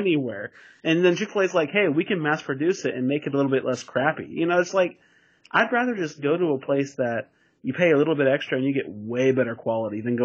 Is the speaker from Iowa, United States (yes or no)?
no; Olathe, Kansas, United States; it was actually in Kansas. So what was it called? It was like Olathe, Kansas.